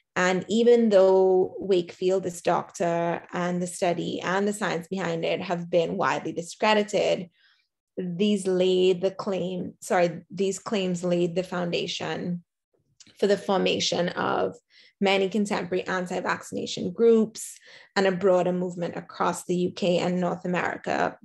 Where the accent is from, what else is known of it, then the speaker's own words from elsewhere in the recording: Trinidad & Tobago; me as a Trinidadian